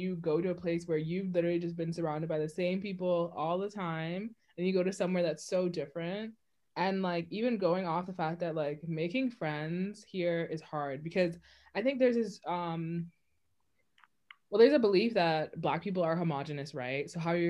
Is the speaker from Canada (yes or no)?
no; Bahamas; moved away; I'm Bahamian.